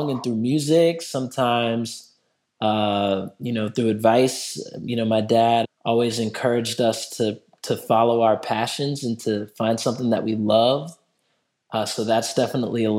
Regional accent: Durham, North Carolina, United States; I grew up in Durham, North Carolina

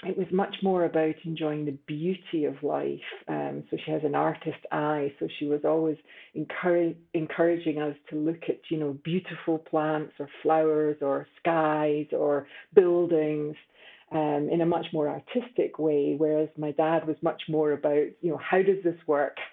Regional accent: Scotland, United Kingdom; So I think I lived a fairly unremarkable life in Scotland. Spent a lot of time outdoors in the Scottish rain all year long.

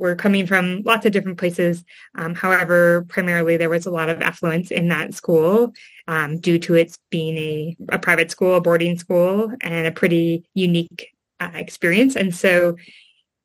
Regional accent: Eau Claire, Wisconsin, United States; I grew up in Wisconsin and I grew up in a forest. My house was, I think, kind of considered to be in the suburbs of Eau Claire, Wisconsin

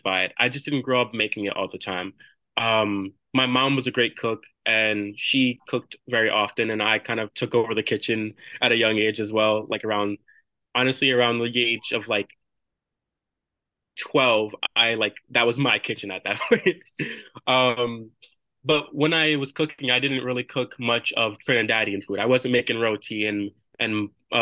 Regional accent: New York City, New York, United States; I have roots from Flushing, Queens. That's where I grew up for most of my childhood

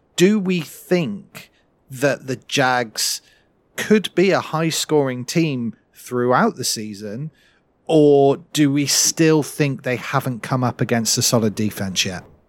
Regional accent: United Kingdom; we rarely get to see as British fans

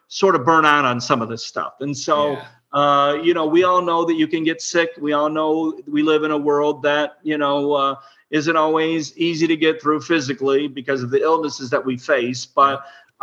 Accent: Illinois, United States; I was born in Illinois, so I know that area well.

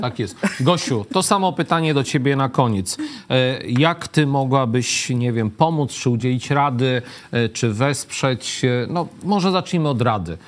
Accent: Lublin, Lublin Voivodeship, Poland; jako ten lublinianin

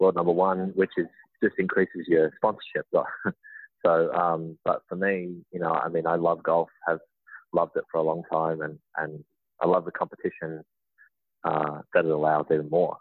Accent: Melbourne, Victoria, Australia; moved away as an adult; also born or lived in Georgia, United States; now in United States; I'm born and raised in Melbourne, Australia

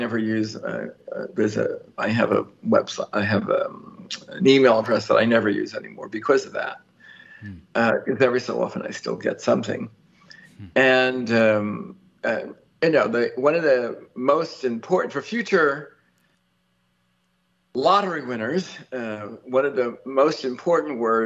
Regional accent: New York, United States; I'm a New Yorker

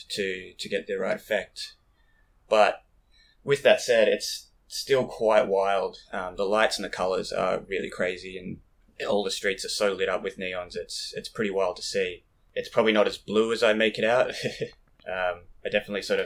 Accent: Bendigo, Victoria, Australia; moved away as an adult; also born or lived in Melbourne, Australia; now in Japan; I'm from Bendigo, but I was living in Melbourne for probably 5-6 years before I came to Japan.

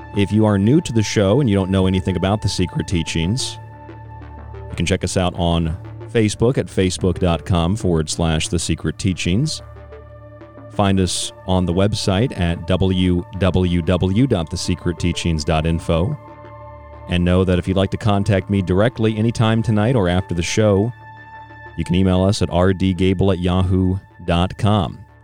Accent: Morgantown, West Virginia, United States; now in New York, United States; I stayed in West Virginia on the way uh, where I grew up in Morgantown for a couple of years

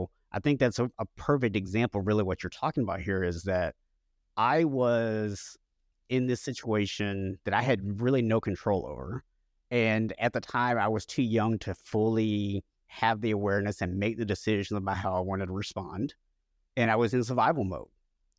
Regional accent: Florida, United States; also born or lived in Oklahoma; when I was 7 years old, we actually moved. I was born in Oklahoma and we moved to Florida.

